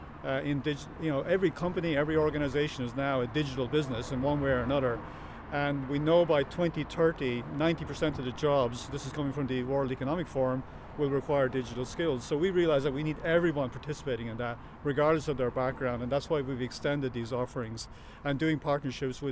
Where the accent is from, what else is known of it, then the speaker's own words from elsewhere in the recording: Ireland; I grew up in North Wexford, right, in the middle of the country.